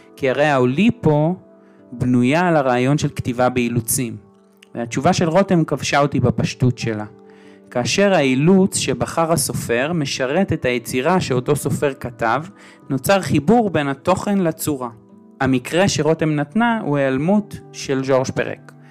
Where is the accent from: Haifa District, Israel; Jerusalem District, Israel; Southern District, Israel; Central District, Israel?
Jerusalem District, Israel; Jerusalem; אני ירושלמי